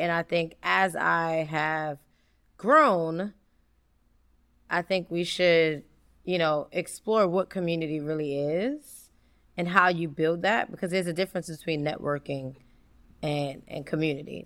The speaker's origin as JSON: {"language": "English", "town": "New York City", "region": "New York", "country": "United States", "tie": "born or raised there", "said": "I'm from the South Bronx. I grew up in Mitchell Houses"}